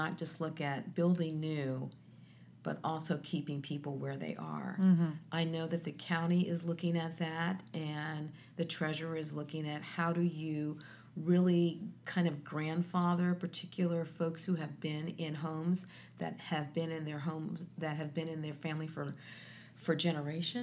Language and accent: English; Columbus, Ohio, United States; When I grew up on the Near East Side, there were 45,000 people there.